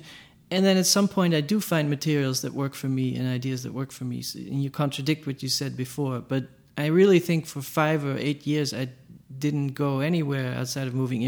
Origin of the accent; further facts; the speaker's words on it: Amsterdam, North Holland, Netherlands; In Amsterdam, in the Netherlands.